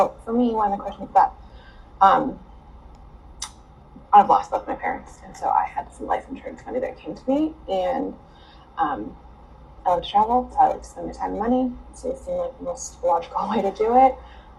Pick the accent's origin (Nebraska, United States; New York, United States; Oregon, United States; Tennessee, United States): Oregon, United States; Portland; I'm originally from Portland, Oregon.